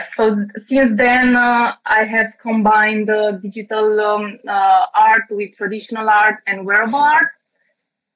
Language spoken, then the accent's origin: English; Romania; I'm from Romania.